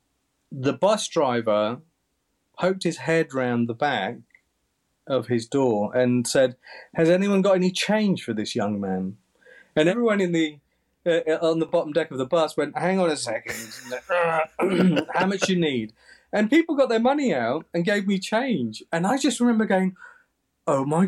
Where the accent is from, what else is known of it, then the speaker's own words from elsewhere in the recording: Coventry, West Midlands, United Kingdom; moved away as an adult; also born or lived in Kenya / Leeds; now in London, United Kingdom; we came over in the 70s. We lived in Coventry, then moved to Leeds and came back to Coventry and were there ever since.